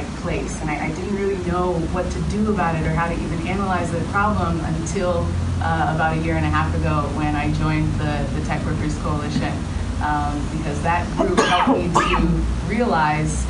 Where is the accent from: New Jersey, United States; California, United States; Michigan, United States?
California, United States; Los Angeles; I grew up in Los Angeles, attended Stanford University for college